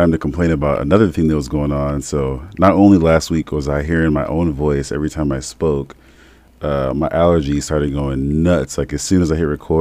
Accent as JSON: {"language": "English", "town": "South Bend", "region": "Indiana", "country": "United States", "tie": "born or raised there", "moved": "yes", "said": "Felt good to be in my hometown"}